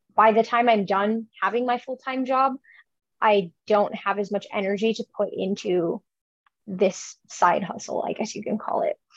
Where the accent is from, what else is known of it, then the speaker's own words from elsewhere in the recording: Chicago, Illinois, United States; moved away as an adult; now in Nebraska, United States; I grew up in Chicago